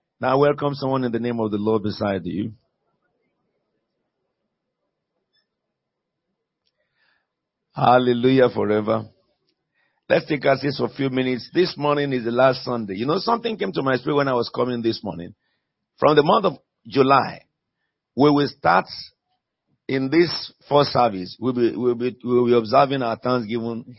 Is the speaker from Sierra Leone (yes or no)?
yes; Sierra Leone; also born or lived in United Kingdom; I'm a British Sierra Leonean.